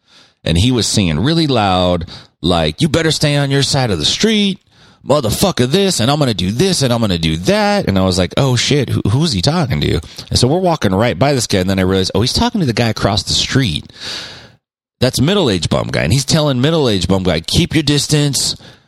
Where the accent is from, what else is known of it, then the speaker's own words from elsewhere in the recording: Stockton, California, United States; I grew up in Stockton, and I still live in Stockton